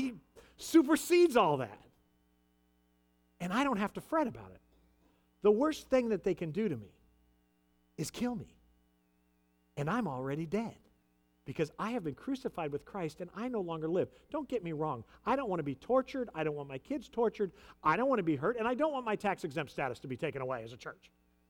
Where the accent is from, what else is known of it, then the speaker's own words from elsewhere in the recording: United States; As an American citizen, I'm going to vote in 2 weeks.